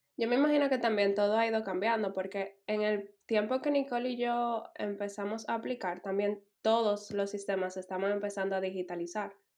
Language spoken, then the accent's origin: Spanish; Dominican Republic; moved away as an adult; now in Berlin, Germany; yo vengo de República Dominicana